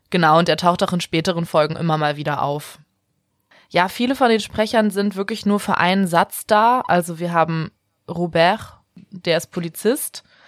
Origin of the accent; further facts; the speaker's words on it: Bremen, Germany; weil ich ja auch in Bremen groß geworden bin